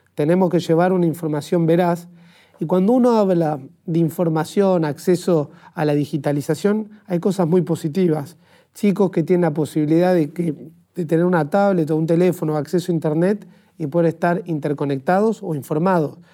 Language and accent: Spanish; Argentina; como argentino